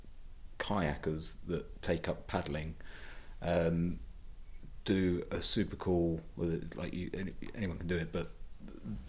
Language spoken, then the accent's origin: English; England, United Kingdom; now in Northern Ireland; I'm from England originally